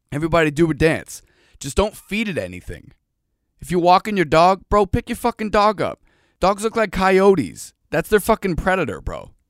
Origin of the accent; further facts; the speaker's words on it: Boston, Massachusetts, United States; I'm from Boston. Like you don't see javelinas just running around.